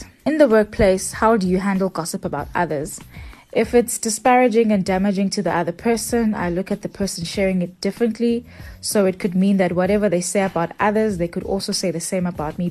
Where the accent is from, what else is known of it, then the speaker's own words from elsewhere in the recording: Pietermaritzburg, KwaZulu-Natal, South Africa; a 30-year-old floral designer born and bred in Pietermaritzburg. I own a tabletop decor and floral design company.